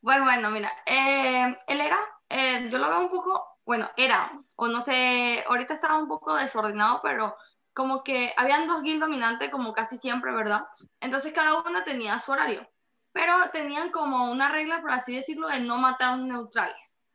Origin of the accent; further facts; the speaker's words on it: Boconó, Trujillo, Venezuela; moved away; vemos otro que estamos fuera del país, que somos de Boconó